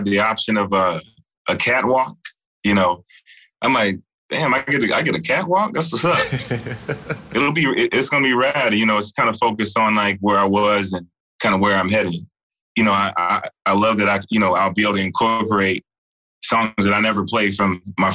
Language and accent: English; Texas, United States; I'm from Texas